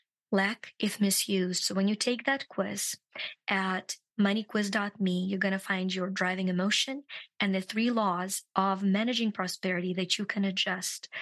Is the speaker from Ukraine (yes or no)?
yes; Ukraine; moved away; I'm from Ukraine